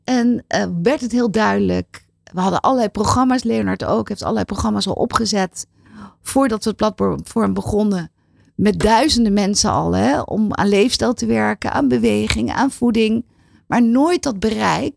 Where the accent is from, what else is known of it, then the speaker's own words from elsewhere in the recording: Netherlands; wij als Nederlander